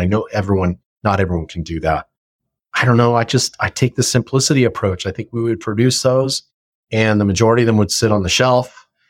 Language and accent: English; Simi Valley, California, United States; moved away as an adult; also born or lived in Austin, Texas; my hometown of Simi Valley